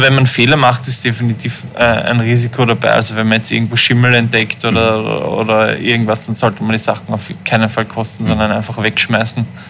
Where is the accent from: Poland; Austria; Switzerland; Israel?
Austria; Vienna; Aufgewachsen bin ich aber in Wien